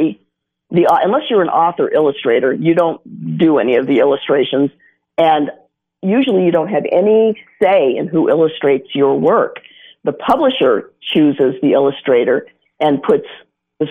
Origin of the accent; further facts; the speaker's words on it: Colorado, United States; I grew up here in Colorado